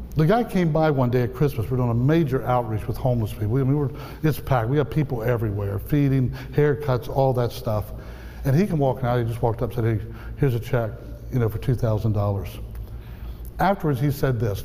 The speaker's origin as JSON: {"language": "English", "region": "outside the Appalachians", "country": "United States", "tie": "born or raised there", "said": "I grew up outside the Appalachians"}